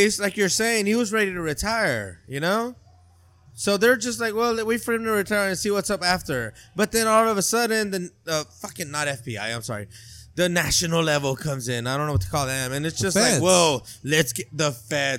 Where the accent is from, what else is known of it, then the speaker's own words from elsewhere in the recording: Salinas, California, United States; I was raised in the Cos Plaza, not Los Coches